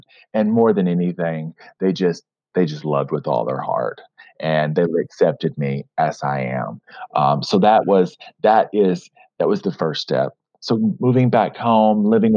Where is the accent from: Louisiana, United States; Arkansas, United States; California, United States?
Arkansas, United States; Fort Smith; also born or lived in New York City; I split my time between my hometown, Fort Smith, Arkansas, and New York City